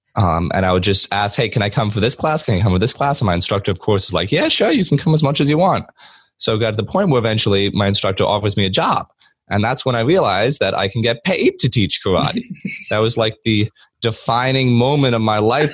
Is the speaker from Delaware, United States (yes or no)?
yes; Delaware, United States; also born or lived in Pennsylvania; I live in Delaware with my mom, dad, brother, and sister. And we lived here pretty much my whole life. Um, I was born in Pennsylvania, like 30 minutes away, but pretty much the same area my whole life.